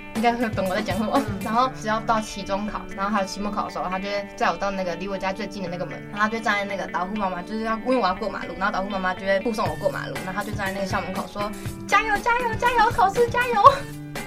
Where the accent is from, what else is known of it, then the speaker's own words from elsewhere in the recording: Hualien, Hualien County, Taiwan; 我小，国小是在花莲市